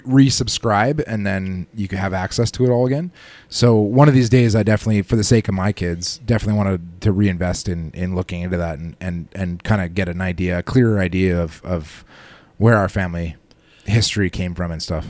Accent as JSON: {"language": "English", "country": "Canada", "said": "I'm about as Canadian as they come"}